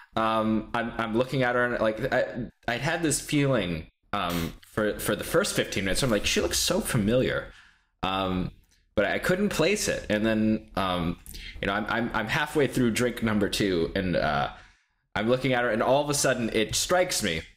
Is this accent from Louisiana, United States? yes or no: no; Texas, United States; I'm from Texas